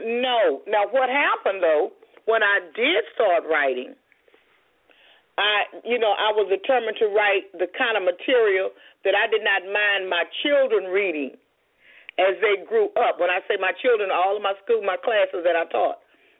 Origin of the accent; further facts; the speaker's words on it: Houston, Texas, United States; It was, you know what, I had to become an adult to realize how wonderful it was. I was fortunate to grow up in a two-parent home, a hardworking father, living in a neighborhood, going to the neighborhood school.